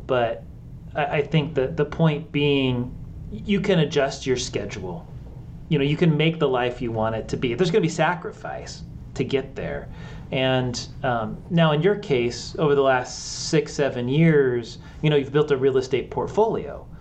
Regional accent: West Coast, United States; I grew up on the West Coast

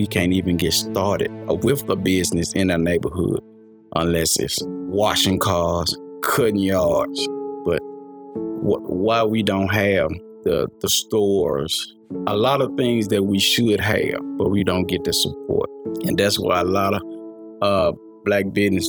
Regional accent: United States; we wasn't born in Africa. We was born in America.

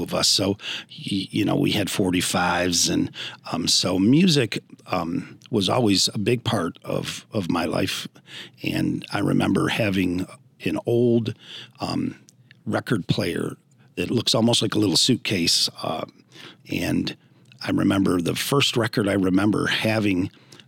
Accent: Wellsville, New York, United States; also born or lived in Baltimore; I was born at Jones and really enjoyed a great childhood in Wellsville

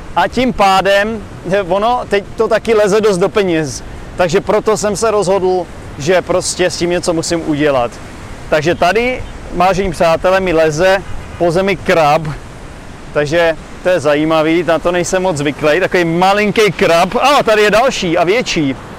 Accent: Czechia; moved away as an adult; now in Vietnam; jsem z Čech

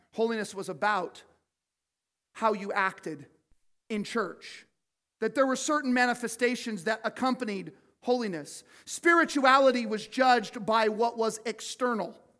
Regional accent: Cottonwood, United States; I grew up in Cottonwood

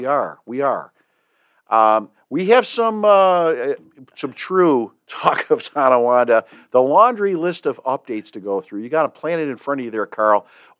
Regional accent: Ireland; Well, as an Irishman, we call those freckles.

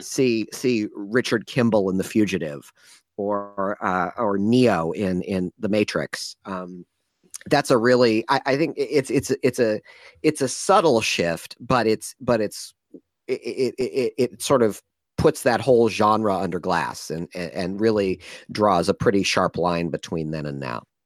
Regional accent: Ann Arbor, Michigan, United States; now in San Francisco, United States; I grew up in Ann Arbor, Michigan

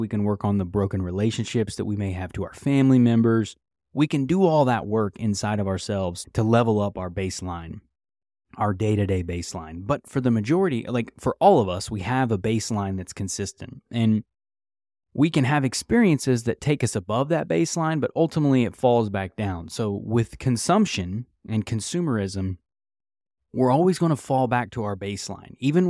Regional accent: United States; So something I think as an American citizen, we talk about the pursuit of happiness that's your right.

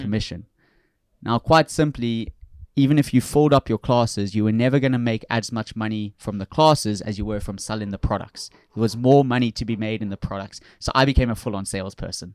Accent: South Africa; moved away as an adult; also born or lived in Florida / New York / New Orleans; I'm from South Africa originally

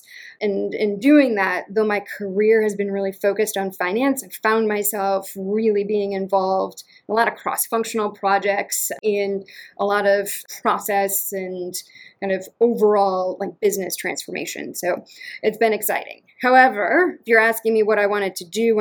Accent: Western Massachusetts, United States; also born or lived in Connecticut / Baltimore; now in Atlanta, United States; I'm from Western Massachusetts. And apparently I've got the accent to prove it, though I do not sense it at all.

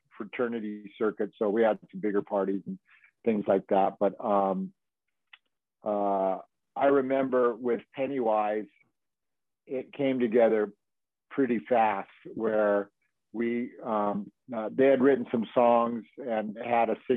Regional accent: Manhattan Beach, California, United States; I grew up here in Manhattan Beach, Hermosa Beach, California

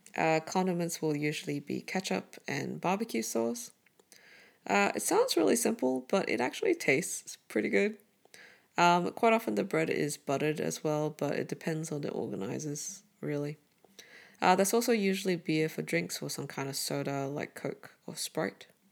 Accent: Brunei; now in Melbourne, Australia; Growing up in Southeast Asia

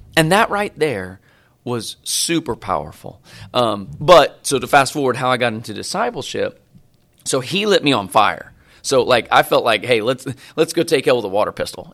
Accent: Bolivar, Missouri, United States; moved away as an adult; also born or lived in North Carolina; now in Dallas, United States; I grew up in Bolivar, Missouri.

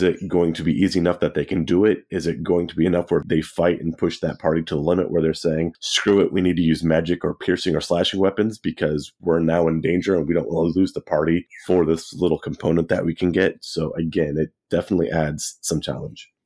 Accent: Central California, United States; growing up in Central California, there was a lot of agriculture

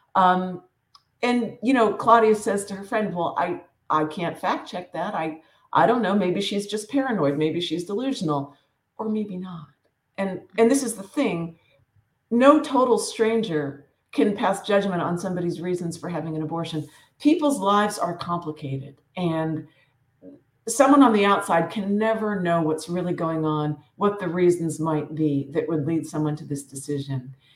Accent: Western Pennsylvania, United States; I grew up in Western Pennsylvania, tiny little coal town. It's northern Appalachia

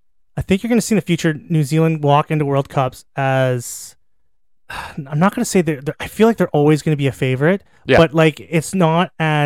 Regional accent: Canada; as a Canadian

